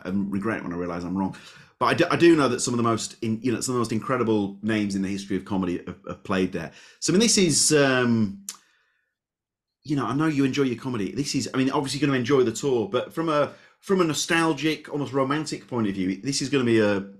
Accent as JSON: {"language": "English", "town": "Leeds", "region": "Yorkshire and the Humber", "country": "United Kingdom", "said": "Now, I'm from Leeds."}